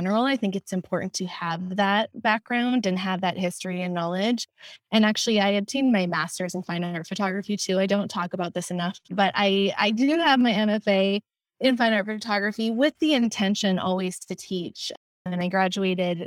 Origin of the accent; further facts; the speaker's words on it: Wisconsin, United States; moved away as an adult; also born or lived in Minnesota / London; now in Los Angeles, United States; I am originally from the Midwest. I grew up in Wisconsin